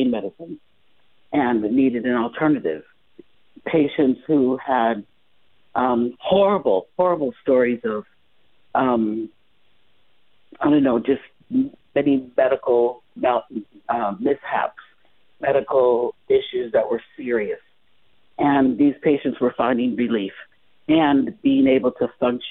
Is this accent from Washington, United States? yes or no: no; Chicago, Illinois, United States; moved away as an adult; now in Las Vegas, United States; I'm originally from Chicago, so I've been here in Las Vegas practicing for I've been here for 21 years now